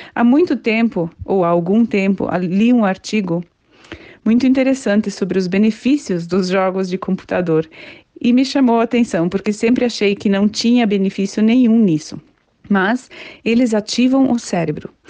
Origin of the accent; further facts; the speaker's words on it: Curitiba, Paraná, Brazil; sou de Curitiba, do estado do Paraná